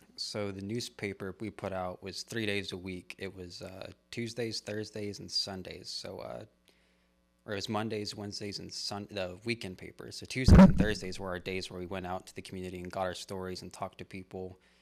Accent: Christoval, Texas, United States; moved away as an adult; also born or lived in Houston, Texas; now in San Angelo, United States; I actually lived in Dove Creek, and Cristoval was the only school district out there

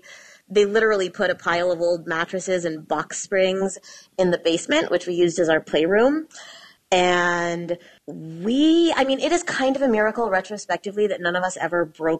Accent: Lincoln, Nebraska, United States; now in New York, United States; I grew up in Lincoln, Nebraska

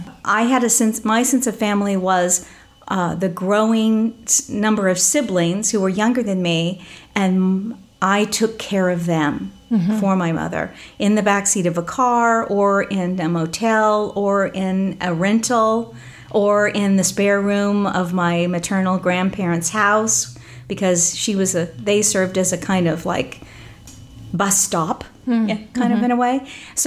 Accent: Midwest, United States; also born or lived in California; I come from the Midwest, from Oklahoma and Missouri, but I spent my life, my childhood on the road, traveling between the Midwest and California, Southern California. And so I don't have a sense of a hometown or a home.

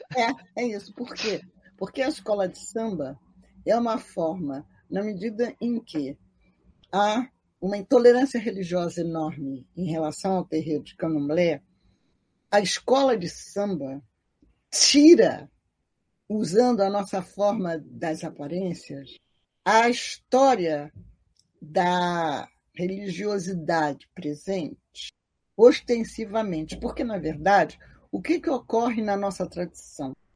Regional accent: Rio de Janeiro, Brazil; eu nasci na Rua Jurupari, pertinho da Carlos de Vasconcelos e da subida para o Salgueiro

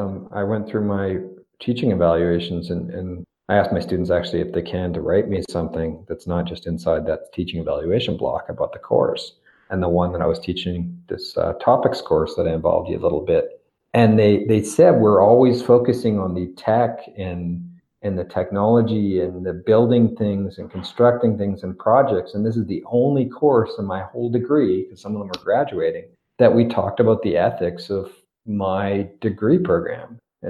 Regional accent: Victoria, British Columbia, Canada; Well, enjoy Victoria. It's my hometown.

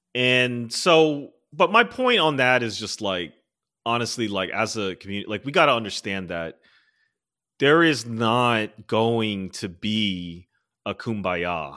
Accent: Maryland, United States; moved away; I'm from Maryland originally

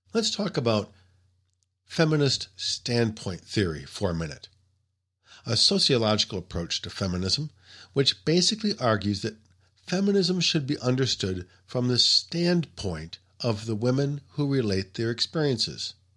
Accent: United States; as an American reader

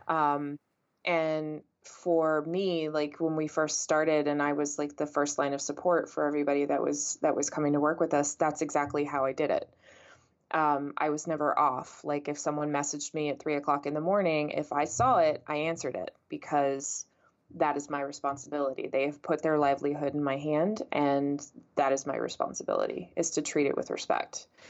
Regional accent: San Antonio, Texas, United States; moved away as an adult; also born or lived in Florida / New Jersey / England; I was born and raised in San Antonio, Texas

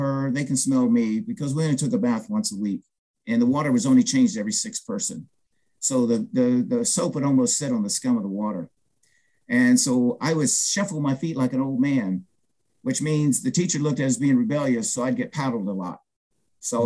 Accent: Franklin, Ohio, United States; also born or lived in Albuquerque, New Mexico; I grew up in Franklin, Ohio, which is south of Dayton, Ohio

